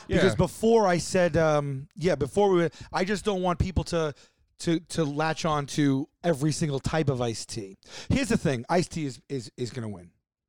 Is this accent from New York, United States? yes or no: yes; New York, United States; Arnold Palmer challenges my New York upbringing and my accent.